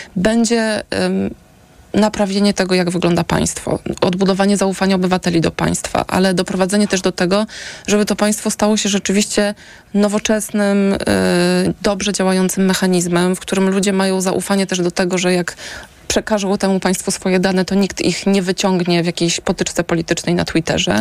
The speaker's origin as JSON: {"language": "Polish", "town": "Warsaw", "region": "Masovian Voivodeship", "country": "Poland", "said": "jestem warszawianką."}